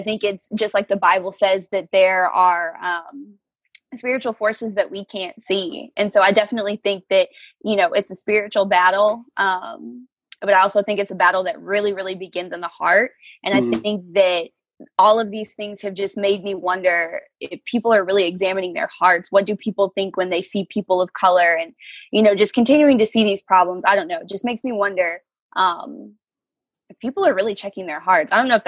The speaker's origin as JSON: {"language": "English", "town": "Lawton", "region": "Oklahoma", "country": "United States", "tie": "born or raised there", "said": "I am from Lawton, Oklahoma, lived here pretty much my entire life"}